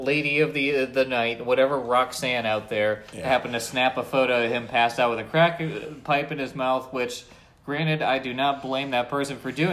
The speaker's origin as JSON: {"language": "English", "region": "Northeast", "country": "United States", "tie": "born or raised there", "said": "growing up in the Northeast"}